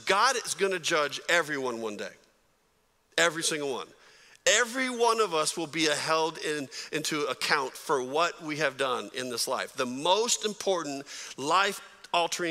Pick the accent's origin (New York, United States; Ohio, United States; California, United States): California, United States; San Jose; I grew up in San Jose, California